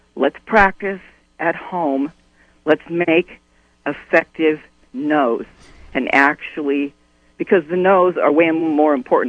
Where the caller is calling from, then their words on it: Albion, United States; from Albion.